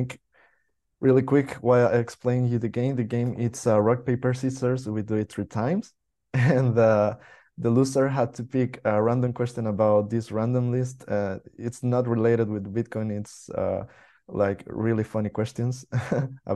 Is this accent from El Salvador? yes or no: yes; El Salvador; now in Spain; I'm from El Salvador, so we have the coast